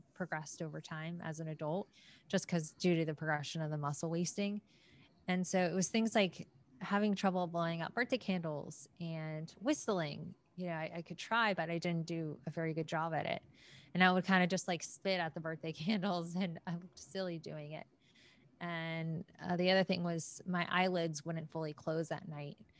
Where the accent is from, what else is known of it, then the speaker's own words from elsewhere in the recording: Atlanta, Georgia, United States; born and raised in Atlanta.